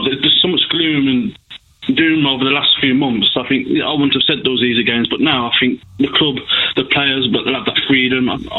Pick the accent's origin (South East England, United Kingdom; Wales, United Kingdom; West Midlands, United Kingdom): West Midlands, United Kingdom; Birmingham; I'm not from Manchester, from Birmingham.